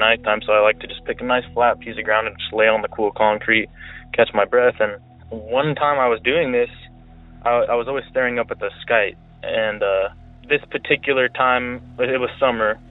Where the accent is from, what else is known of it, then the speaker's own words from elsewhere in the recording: Alameda County, California, United States; I'm originally from Alameda County, California